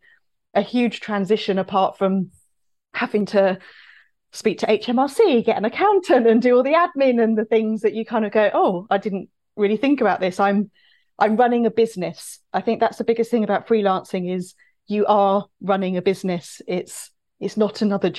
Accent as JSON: {"language": "English", "town": "Cambridge", "region": "East of England", "country": "United Kingdom", "moved": "yes", "said": "I'm originally from Cambridge. I have a network in Cambridge"}